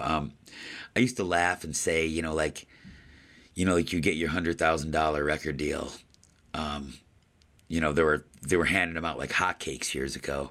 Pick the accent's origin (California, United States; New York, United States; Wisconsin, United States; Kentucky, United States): New York, United States; Buffalo; my hometown here in Buffalo, New York, where I uh, grew up